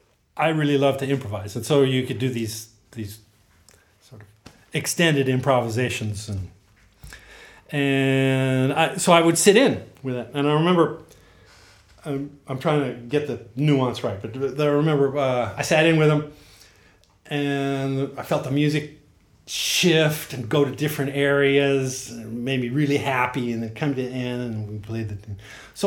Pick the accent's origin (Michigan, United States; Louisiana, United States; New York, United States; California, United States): California, United States; Modesto; born there; I was born in Modesto.